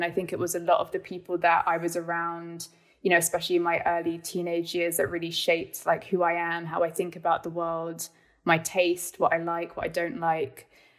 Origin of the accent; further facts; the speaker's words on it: London, United Kingdom; I was born in London, in South London, but my mum is German. She's from the Black Forest, and my dad is from New Zealand. So it was quite interesting as a kid, you know, being quite a hardcore kind of like city girl